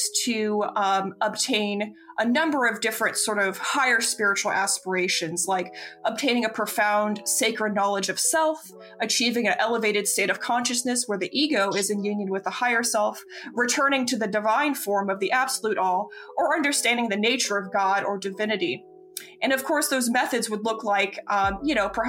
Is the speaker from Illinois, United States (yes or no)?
no; Florida, United States; growing up in Florida, as a queer person